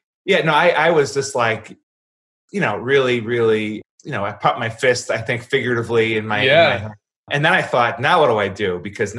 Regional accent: Chicago, Illinois, United States; And I said, Chicago, sir, White Sox, not Cubs.

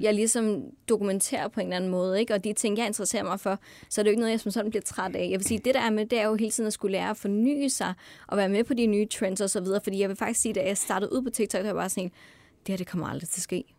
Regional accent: North Jutland, North Denmark Region, Denmark; jeg er fra Nordjylland af

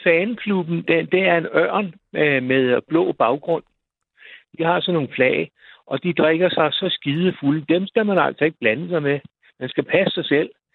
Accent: Roskilde, Zealand, Denmark; moved away; deroppe, hvor jeg kommer fra

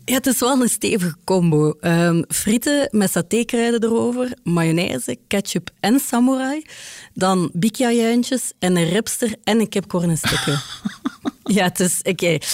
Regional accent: Ghent, Flanders, Belgium; ik ben van Gent

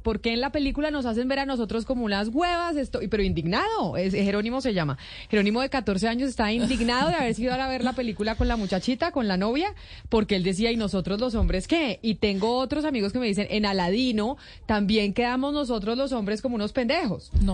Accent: Colombia; uno como mujer y como colombiana

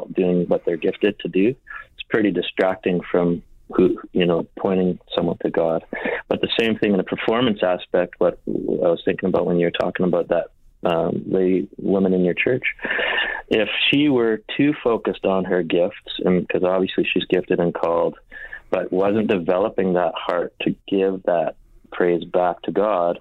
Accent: Winnipeg, Manitoba, Canada; in Winnipeg, I grew up in Winnipeg

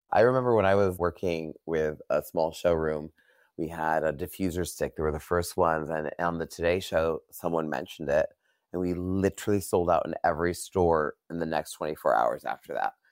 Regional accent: New York, United States; now in Los Angeles, United States; I'm from New York. I moved here.

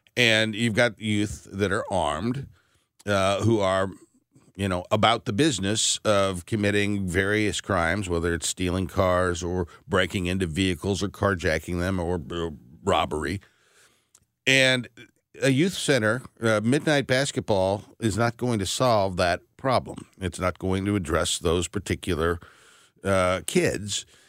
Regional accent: Berkeley, Missouri, United States; Ferguson, I grew up next door in Berkeley as a young lad.

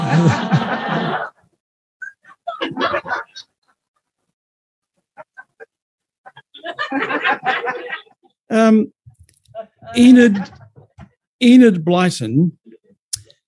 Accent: Melbourne, Victoria, Australia; I'm from Melbourne

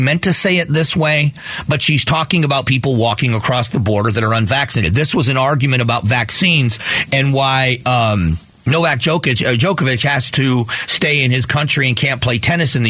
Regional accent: South Florida, United States; I grew up in South Florida

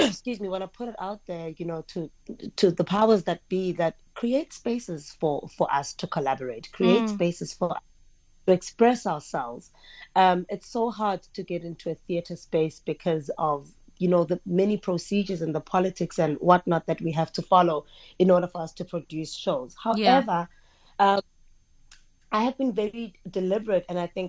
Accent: Gqeberha, Eastern Cape, South Africa; my hometown, Gqeberha

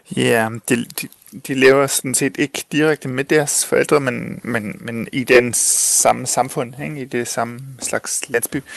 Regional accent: Chile; moved away; Jeg er tysk chilener, men jeg blev født og vokset op i Chile

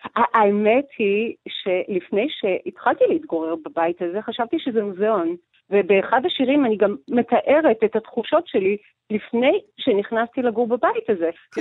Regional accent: Georgia; now in Israel; אני לא נולדתי בארץ, אני נולדתי בגיאורגיה, כן. ושם היה לי בית פרטי, שגרתי בו, ופתאום אה, אני עוזבת את הבית הזה ולא חוזרת אליו

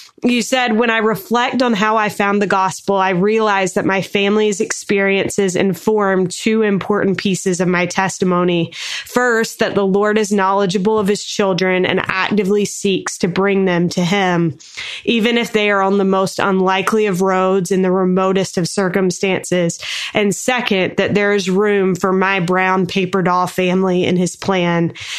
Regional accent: North Carolina, United States; growing up in North Carolina, there were a couple of Black members of our ward who I loved and adored, but there weren't a lot.

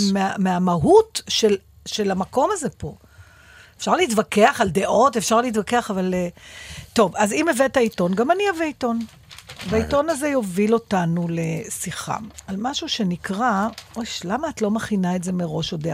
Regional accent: Givatayim, Tel Aviv District, Israel; בילדותי, בשנות ה-60 וה-70 בגבעתיים

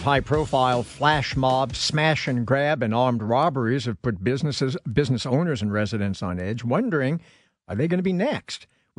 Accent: New York, United States; Now, you know, I come from New York, and when we talked about organized crime in New York

